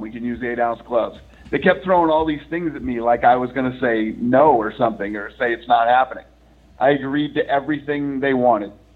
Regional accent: Boston, Massachusetts, United States; moved away; I grew up back in Boston when I was younger

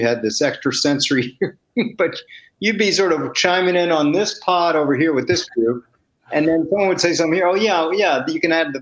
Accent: Washington, District of Columbia, United States; I grew up in D.C.

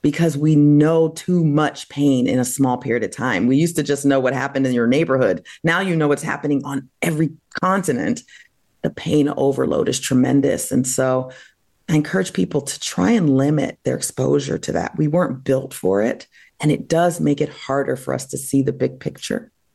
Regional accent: New Jersey, United States; also born or lived in Massachusetts; I grew up in New Jersey

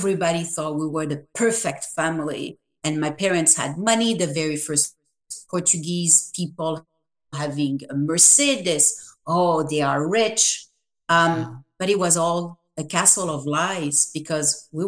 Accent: France; moved away; I was raised in France

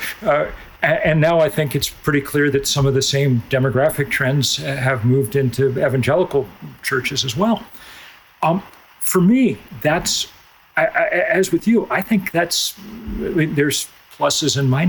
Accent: Lexington, Massachusetts, United States; I grew up in Lexington, Massachusetts, a town imbued with great history

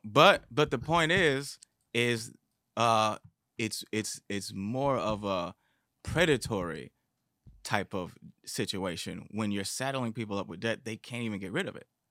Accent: Detroit, Michigan, United States; growing up in Detroit

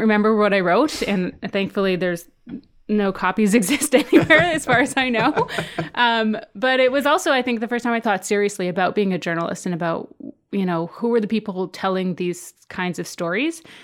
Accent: southern Saskatchewan, Canada; moved away as an adult; also born or lived in Halifax; now in United States; I grew up on my reserve in southern Saskatchewan, so very kind of rural area

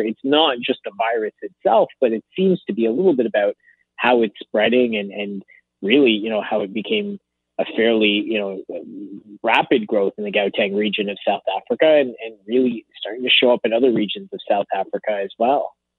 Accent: Canada; a Canadian

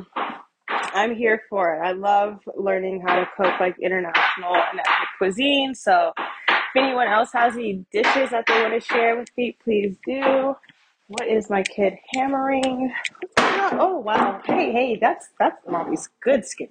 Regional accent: United States; I'm just American who happens to be Black.

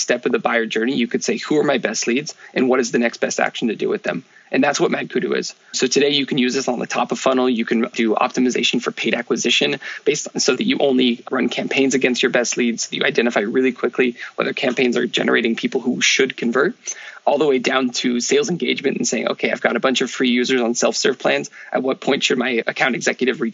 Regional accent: Menlo Park, California, United States; moved away as an adult; also born or lived in France / Paris; I grew up in the Bay Area in Menlo Park

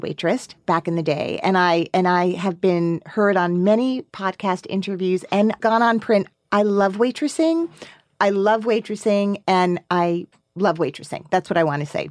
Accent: Teaneck, New Jersey, United States; now in Brooklyn, United States; I'm from Teaneck

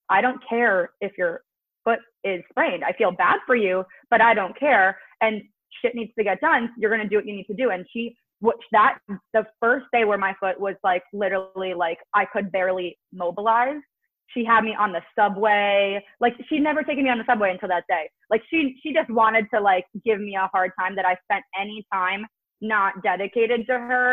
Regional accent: New Jersey, United States; I'm from Jersey

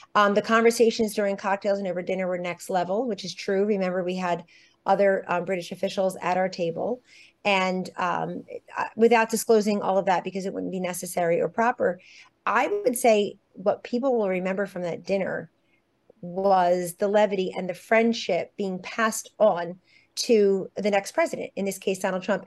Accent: United States; also born or lived in Washington, D.C.; I feel very connected as an American these days

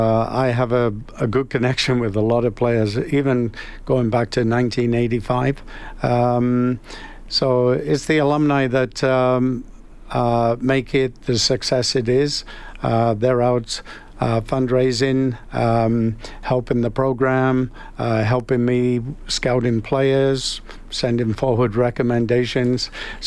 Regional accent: Calgary, Alberta, Canada; now in Edmonton, Canada; Early days, because I came from Calgary, I brought a number of Calgary boys up to Edmonton.

